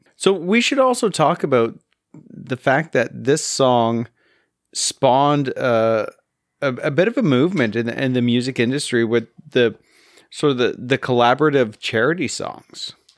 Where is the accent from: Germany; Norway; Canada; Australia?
Canada; being Canadian